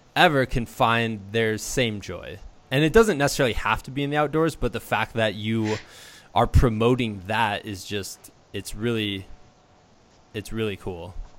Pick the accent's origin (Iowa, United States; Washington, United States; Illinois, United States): Iowa, United States; Muscatine; I'm from Muscatine, so uh, kind uh-huh. of by Davenport in the Quad Cities